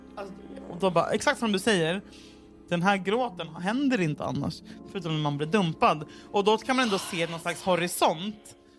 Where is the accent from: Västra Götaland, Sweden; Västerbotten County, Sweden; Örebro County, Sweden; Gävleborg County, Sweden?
Västra Götaland, Sweden; Gothenburg; klubben där jag växte upp i Göteborg